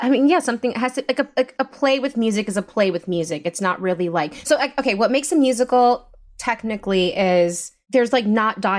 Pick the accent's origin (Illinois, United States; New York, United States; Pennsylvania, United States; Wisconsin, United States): New York, United States; also born or lived in Bronx, New York; Like I grew up in Rockland County, um, like north of the city. I went to school there